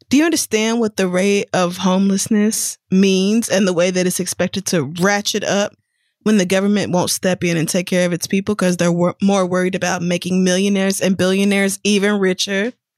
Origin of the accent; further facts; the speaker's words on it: Oklahoma, United States; also born or lived in Louisiana; I was born in Louisiana and I grew up in Oklahoma